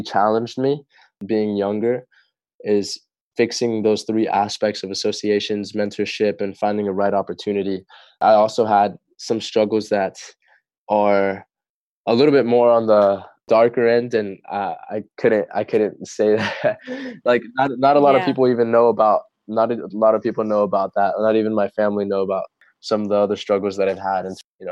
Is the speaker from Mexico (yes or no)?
no; Torrance, California, United States; also born or lived in La Puente; When I was around 6 years old, that's when we moved to Torrance